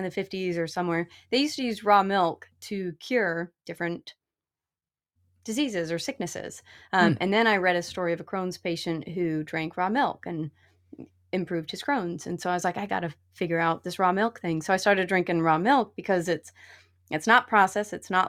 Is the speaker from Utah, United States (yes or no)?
yes; Utah, United States; So I grew up in Utah